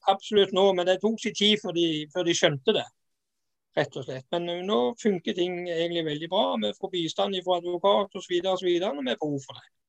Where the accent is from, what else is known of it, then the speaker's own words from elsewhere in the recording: Jæren, Rogaland, Norway; moved away; also born or lived in Sørlandet; Jeg er jo jærbu